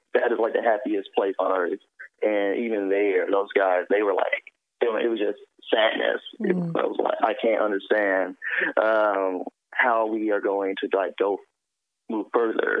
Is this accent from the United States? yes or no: yes; Memphis, Tennessee, United States; I come from Memphis, Tennessee, from the inner city